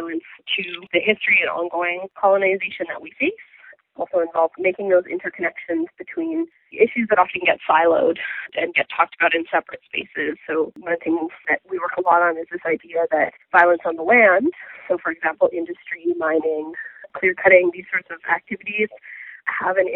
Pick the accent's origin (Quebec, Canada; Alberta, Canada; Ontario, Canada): Ontario, Canada; Mississauga; now in Toronto, Canada; I live here in Toronto, Ontario. I grew up in Mississauga